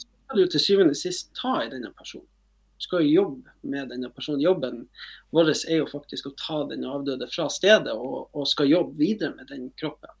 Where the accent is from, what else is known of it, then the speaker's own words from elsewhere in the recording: Northern Norway, Norway; og vi er jo nordlendinger